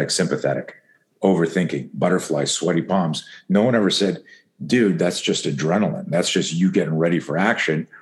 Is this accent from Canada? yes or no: yes; East Coast, Canada; I grew up in Canada.